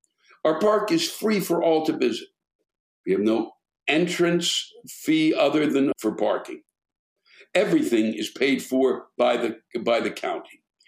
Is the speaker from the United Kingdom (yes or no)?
no; Germany; My complaint is about the stupid, ignorant, and spoiled people in my home country, Germany, especially during COVID.